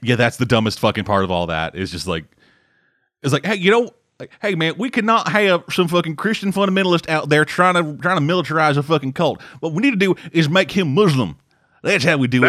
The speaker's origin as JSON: {"language": "English", "country": "Canada", "said": "I'm Canadian."}